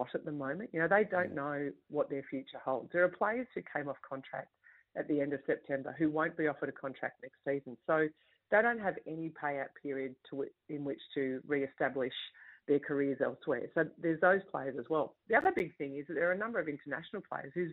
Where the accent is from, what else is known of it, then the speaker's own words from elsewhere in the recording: Sydney, New South Wales, Australia; me as a kid growing up in Western Sydney